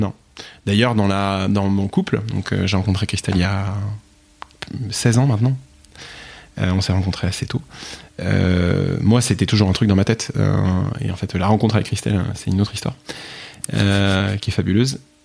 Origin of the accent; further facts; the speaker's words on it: Picardy, Hauts-de-France, France; moved away; je suis de Picardie